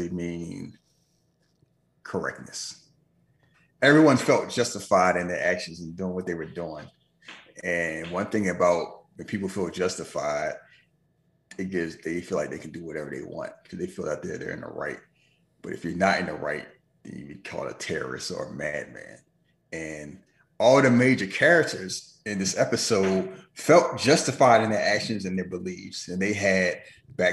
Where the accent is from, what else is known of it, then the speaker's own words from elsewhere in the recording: United States; as an American